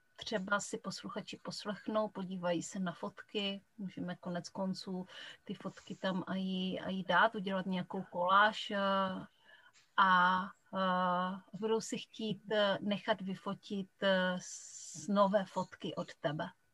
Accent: Kuchelná, Moravian-Silesian Region, Czechia; accent: short vowels (local Silesian/Moravian speech); já pocházím z Kuchelné, což je vesnice úplně u polských hranic

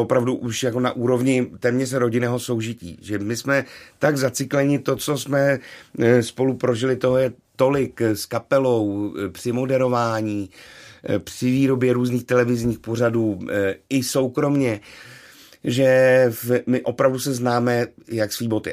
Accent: Karlovy Vary, Karlovy Vary Region, Czechia; vzpomínka na Vánoce v, v mém rodném městě, tedy v Karlových Varech

